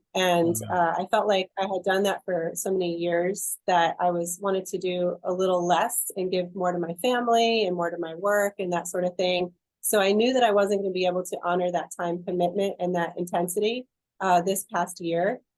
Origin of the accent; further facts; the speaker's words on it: New York, United States; I grew up in New York